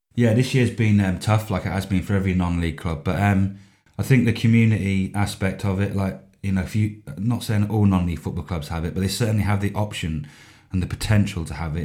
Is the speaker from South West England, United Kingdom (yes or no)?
yes; Yeovil, South West England, United Kingdom; I was born and bred in, uh, Somerset, deepest, darkest Somerset, in a, in a market town called Yeovil